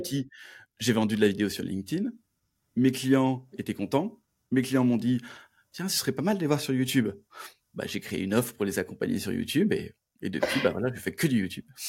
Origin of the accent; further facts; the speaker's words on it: Toulouse, Occitania, France; je suis de Toulouse